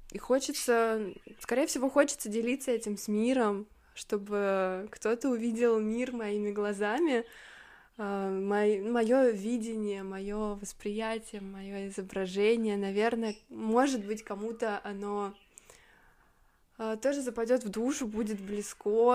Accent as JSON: {"language": "Russian", "town": "Volgograd", "region": "Volgograd Oblast", "country": "Russia", "tie": "born or raised there", "said": "Это, кстати, аэропорт в моем родном городе. Это аэропорт Гумрак. Волгоград"}